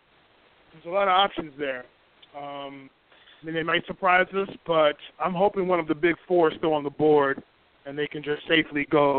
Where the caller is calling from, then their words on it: New York City, New York, United States; calling from Brooklyn.